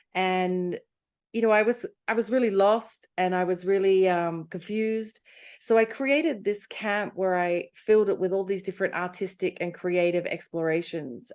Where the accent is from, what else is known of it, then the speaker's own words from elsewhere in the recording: Australia; moved away as an adult; also born or lived in London / America; I'm Australian